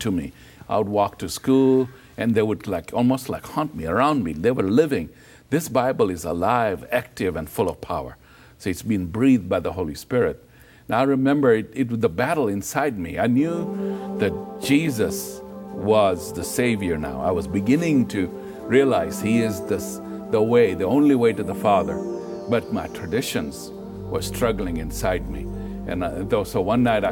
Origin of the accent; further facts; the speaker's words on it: Kenya; I was born in Kenya, Africa, of Hindu parents